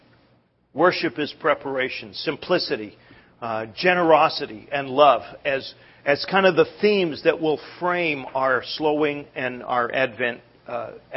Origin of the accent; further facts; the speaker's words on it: Canada; moved away; growing up in Canada